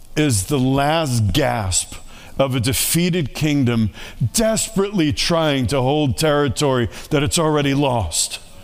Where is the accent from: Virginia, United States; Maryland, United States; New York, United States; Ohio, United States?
New York, United States; New York City; moved away; I grew up in New York City